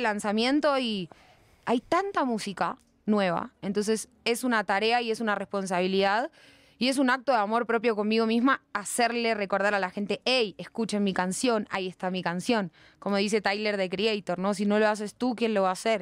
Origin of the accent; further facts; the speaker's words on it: Buenos Aires, Argentina; accent: Argentine; moved away as an adult; now in Bogotá, Colombia; yo nací en Buenos Aires al lado del río.